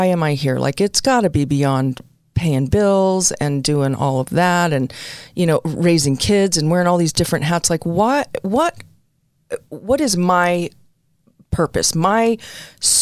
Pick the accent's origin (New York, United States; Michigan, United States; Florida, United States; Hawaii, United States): New York, United States; New York City; moved away; also born or lived in New Jersey; I was born in the Bronx, raised a little bit in Jersey